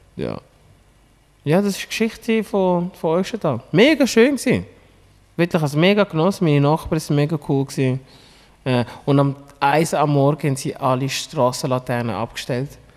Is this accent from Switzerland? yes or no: yes; Lenzburg, Aargau, Switzerland; moved away; also born or lived in Regensdorf; ich bin in Lenzburg aufgewachsen, kenne die Leute dort